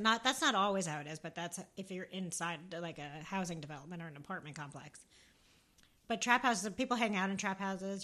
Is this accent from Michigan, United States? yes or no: no; Northern New Jersey, United States; I'm from Northern Jersey. Think Sopranos, think Big Hair, Guido's, The Shore